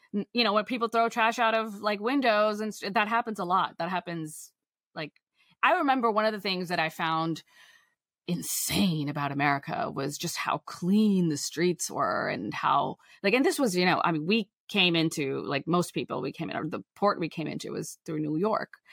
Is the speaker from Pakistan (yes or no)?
yes; Pakistan; I'm from Pakistan